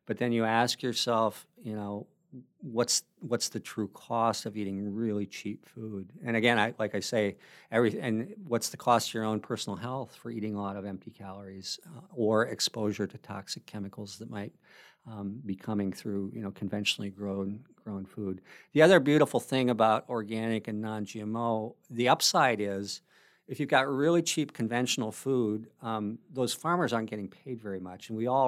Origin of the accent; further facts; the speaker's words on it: Wisconsin, United States; small family farms like the one that I grew up on in Wisconsin.